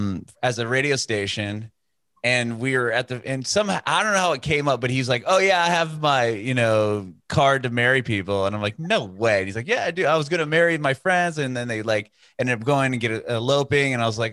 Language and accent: English; San Diego, California, United States; moved away as an adult; also born or lived in San Francisco, United States; now in Nashville, United States; My wife and I are both from Rancho Penasquitos and we lived in Rancho Bernardo.